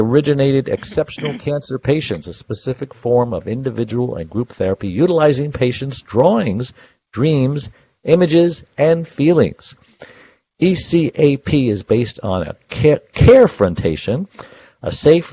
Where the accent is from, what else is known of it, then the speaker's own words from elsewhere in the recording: New York, United States; I was born in Bay Ridge, Prospect Park.